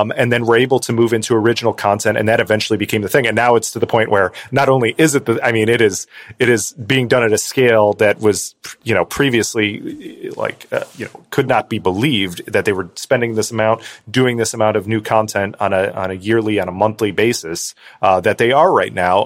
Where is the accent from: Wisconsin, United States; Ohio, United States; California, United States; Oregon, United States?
Ohio, United States; Cleveland; I grew up in Cleveland